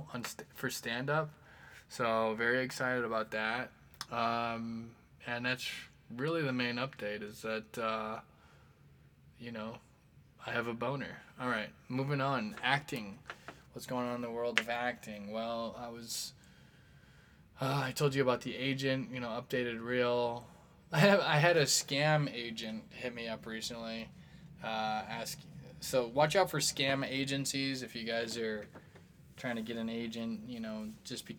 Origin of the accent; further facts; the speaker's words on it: Midwest, United States; we're all from the Midwest